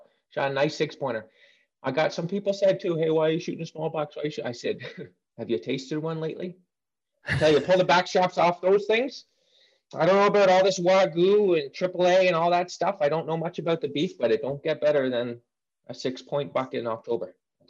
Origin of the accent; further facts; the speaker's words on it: Pennsylvania, United States; Pennsylvania. I'll go right to the start.